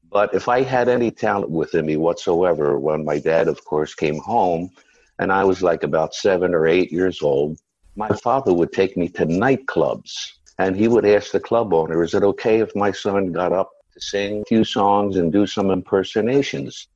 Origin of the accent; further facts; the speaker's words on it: Philadelphia, Pennsylvania, United States; I was born and raised in an area called South Philadelphia